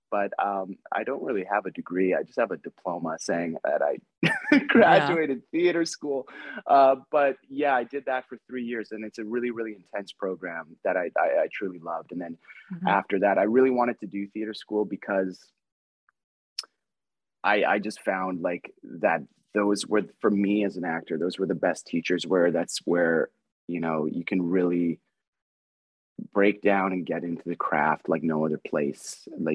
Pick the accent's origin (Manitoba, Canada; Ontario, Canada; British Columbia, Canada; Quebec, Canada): Manitoba, Canada; Winnipeg; moved away as an adult; now in Vancouver, Canada; growing up in Winnipeg, Edmonton, Saskatoon